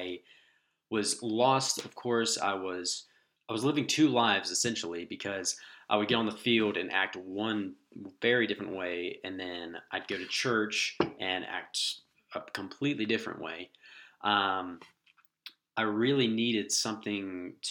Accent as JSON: {"language": "English", "town": "Jacksonville", "region": "Florida", "country": "United States", "also_born_or_lived": "Green Cove Springs, Florida", "moved": "as an adult", "lives_now": "Lookout Mountain, United States", "said": "I'm originally from Jacksonville, Florida, where my parents and family still live"}